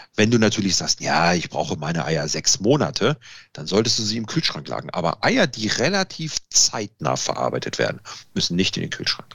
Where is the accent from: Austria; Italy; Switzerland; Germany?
Italy; da bin ich Italiener